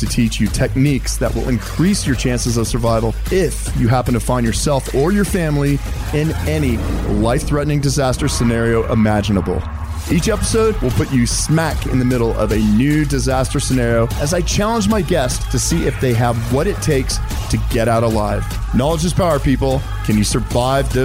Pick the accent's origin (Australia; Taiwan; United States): United States; Colorado; I grew up in Colorado